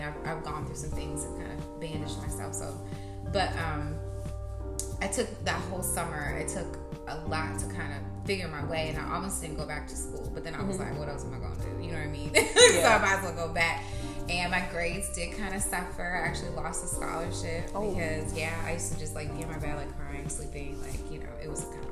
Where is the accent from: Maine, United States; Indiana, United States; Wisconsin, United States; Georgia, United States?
Indiana, United States; Indianapolis; I'm from Indianapolis, Indiana